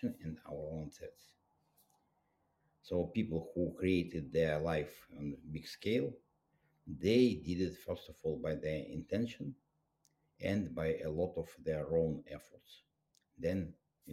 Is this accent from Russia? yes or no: yes; Russia; I was raised up in Soviet Union